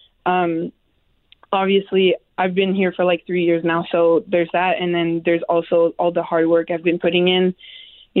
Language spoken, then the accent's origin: English; Canada; moved away; I'm Canadian